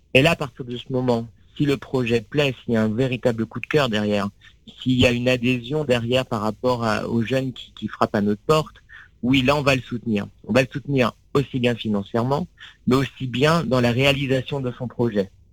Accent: Sarthe, between Le Mans and Angers, Pays de la Loire, France; moved away as an adult; also born or lived in Épernay / Blois / Paris; j'ai grandi euh, dans la Sarthe, entre Le Mans

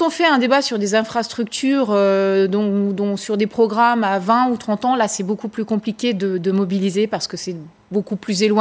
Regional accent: France; Comme je vous le disais, chez nous, en France en tout cas, la participation n'est pas directement décisionnaire.

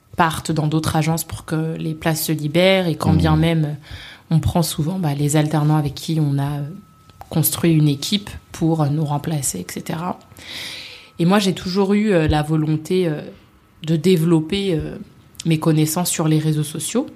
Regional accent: Vitry-sur-Seine, Île-de-France, France; also born or lived in Paris; j'ai grandi à Vitry-sur-Seine, une très belle ville du Val-de-Marne.

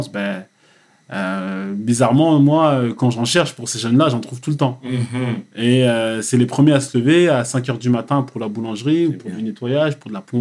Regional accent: Cameroon; Je veux pas aller au Cameroun parce que je suis Camerounais.

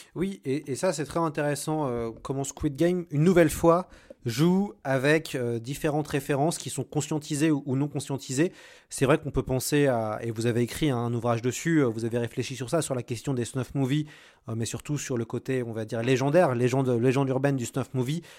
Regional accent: France; en tant que Français

